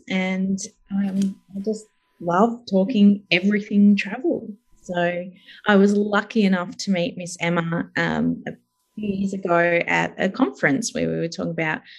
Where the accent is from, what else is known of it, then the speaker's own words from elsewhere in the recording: Dimboola, Victoria, Australia; also born or lived in Seymour / Broadford / Mornington / Falls Creek; now in Melbourne, Australia; we ended up in Dimboola in Western Victoria, so in the little desert area. And we ended up then, my sister and I were at school age, so we ended up staying there